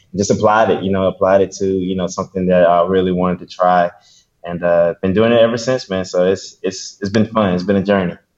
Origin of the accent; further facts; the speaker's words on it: Columbus, Mississippi, United States; now in Birmingham, United States; I was born and raised in Mississippi, Columbus, Mississippi, to be exact.